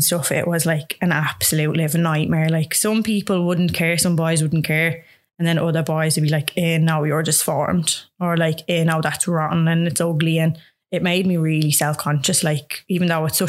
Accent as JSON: {"language": "English", "town": "Dublin", "region": "Leinster", "country": "Ireland", "also_born_or_lived": "Balgriffin", "said": "I'm originally from Glasnevin, but I live in Balgriffin now"}